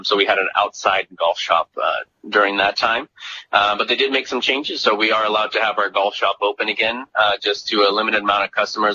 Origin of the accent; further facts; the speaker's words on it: Lindsay, California, United States; moved away as an adult; now in Monterey County, United States; So I'm from the Central Valley, a little town called Lindsay.